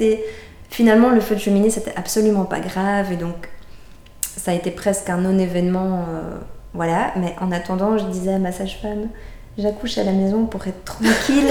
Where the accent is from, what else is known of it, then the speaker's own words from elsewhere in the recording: Brussels, Brussels-Capital Region, Belgium; moved away as an adult; on est bruxellois, on avait quitté Bruxelles